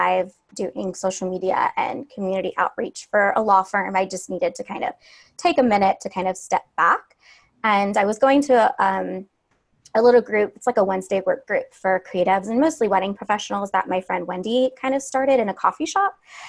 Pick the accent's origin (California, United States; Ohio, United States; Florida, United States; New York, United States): Ohio, United States; Cleveland; moved away as an adult; also born or lived in Savannah, Georgia; I'm from Cleveland. I moved to Savannah for college